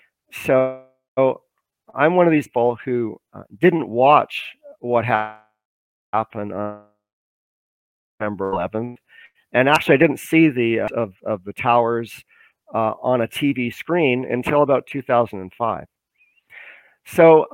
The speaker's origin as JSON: {"language": "English", "country": "Canada", "also_born_or_lived": "Vancouver", "said": "I'm a Canadian citizen. I live in Vancouver."}